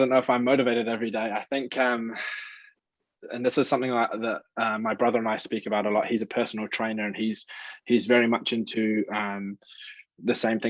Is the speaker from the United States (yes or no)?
no; Milton Keynes, South East England, United Kingdom; now in New Zealand; Yeah, so I'm originally from the UK.